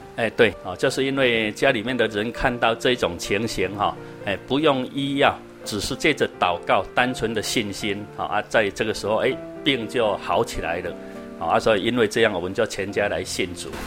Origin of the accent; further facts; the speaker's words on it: Taiwan; also born or lived in Taipei; 我们台湾话讲